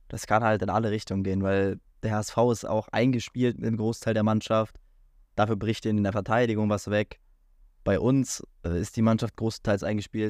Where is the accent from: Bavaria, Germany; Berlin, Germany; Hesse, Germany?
Berlin, Germany; ich als äh, Berliner, ich war ja so oft im Stadion